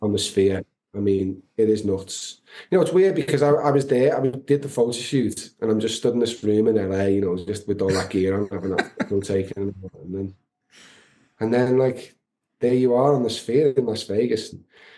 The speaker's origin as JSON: {"language": "English", "town": "Liverpool", "region": "North West England", "country": "United Kingdom", "tie": "born or raised there", "said": "my hometown"}